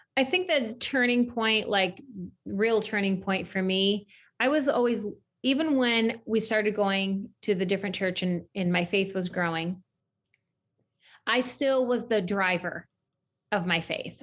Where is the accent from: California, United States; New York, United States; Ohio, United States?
New York, United States; central; I grew up in central New York